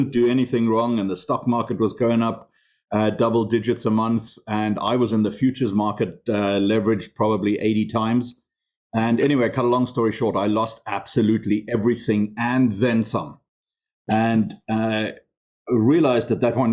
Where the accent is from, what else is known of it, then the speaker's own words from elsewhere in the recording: Namibia; English is a second language; moved away; I grew up in Africa, in a country called Southwest Africa